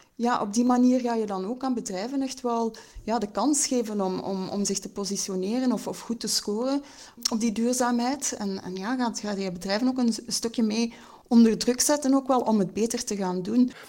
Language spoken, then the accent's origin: Dutch; Belgium; wat wij als, als Belgen eigenlijk consumeren